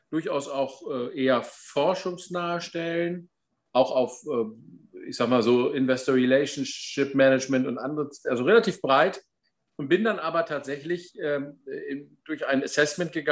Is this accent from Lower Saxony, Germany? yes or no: yes; Warstade, Lower Saxony, Germany; Abitur im äh, schönen Landkreis Cuxhaven in meiner Heimat in Warstade gemacht